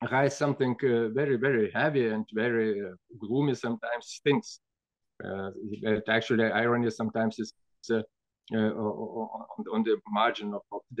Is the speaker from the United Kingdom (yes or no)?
no; Siberia, Russia; born there; English is a second language; I was I was born in Siberia my